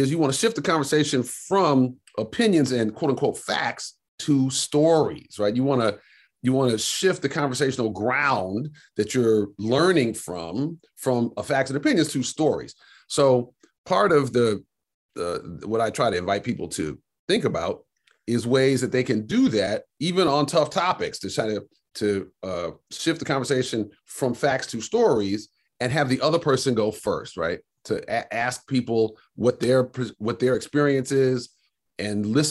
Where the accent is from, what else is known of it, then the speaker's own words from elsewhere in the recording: Detroit, Michigan, United States; I grew up raised in Detroit